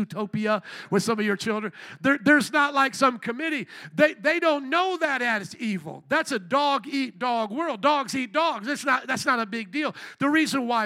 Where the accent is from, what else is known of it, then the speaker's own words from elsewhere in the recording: Indiana, United States; moved away; I grew up in Indiana, a lot more country than this